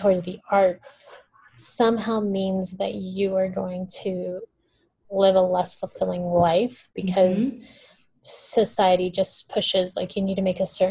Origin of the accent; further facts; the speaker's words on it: Brazil; first language Portuguese; English is a second language; now in United States; I'm from Brazil